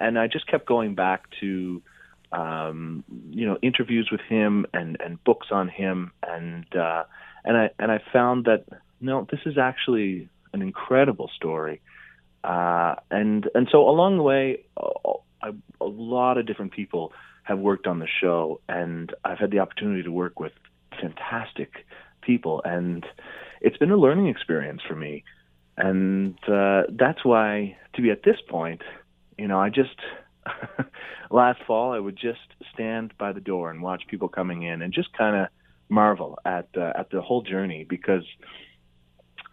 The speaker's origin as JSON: {"language": "English", "town": "Charlottetown", "region": "Prince Edward Island", "country": "Canada", "tie": "born or raised there", "moved": "yes", "said": "I grew up in Charlottetown, PEI, where they have the Charlottetown Festival."}